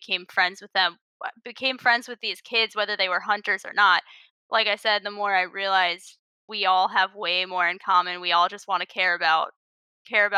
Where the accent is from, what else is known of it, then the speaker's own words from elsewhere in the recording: Rockville, Maryland, United States; I grew up in Rockville, Maryland.